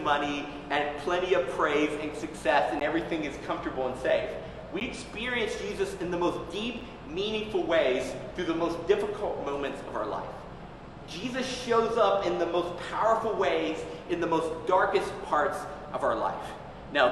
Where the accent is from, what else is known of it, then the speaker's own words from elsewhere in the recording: Tennessee, United States; growing up in Tennessee, my grandfather was a smoker